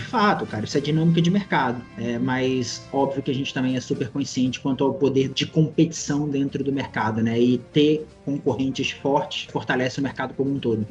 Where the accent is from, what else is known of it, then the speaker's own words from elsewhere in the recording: Brazil; a gente, como brasileiro